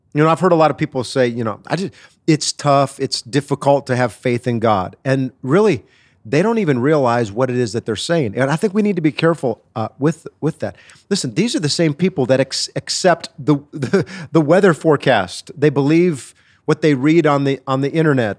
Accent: Wisconsin, United States; I'm from Wisconsin. I'm a Wisconsin boy.

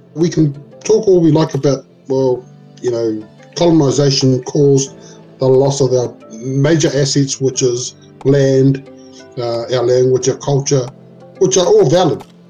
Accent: Auckland, New Zealand; English is a second language; where I grew up on Preston Road, Otara

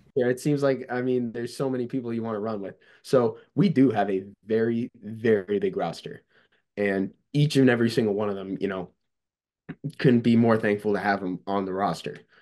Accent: Cazenovia, New York, United States; my hometown's Casanova, New York

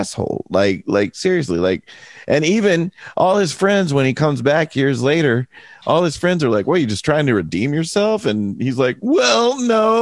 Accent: United States; I'm an American

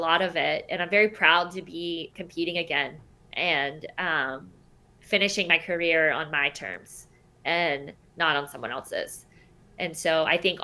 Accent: Charleston, South Carolina, United States; I'm from Charleston, South Carolina

